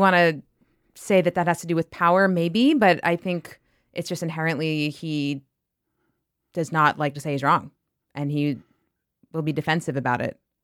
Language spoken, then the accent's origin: English; New York, United States; I grew up in New York